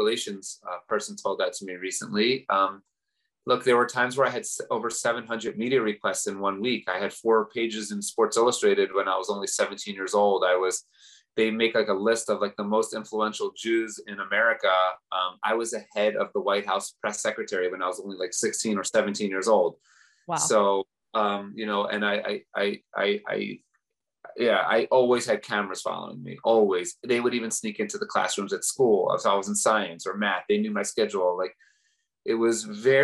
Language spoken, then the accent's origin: English; Baltimore, Maryland, United States; I grew up in Baltimore, Maryland